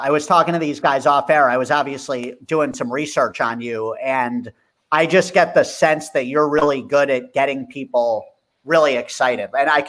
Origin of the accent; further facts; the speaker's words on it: Watchung, New Jersey, United States; Dan and I, we're brothers. We grew up in Watchung